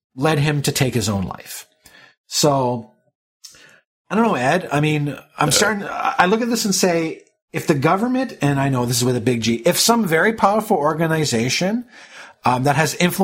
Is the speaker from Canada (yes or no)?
yes; Canada; as a Canadian